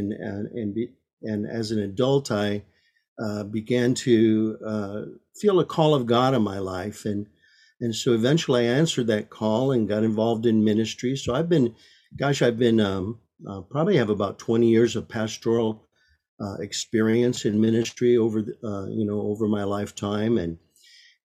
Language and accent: English; Michigan, United States; I was raised in Michigan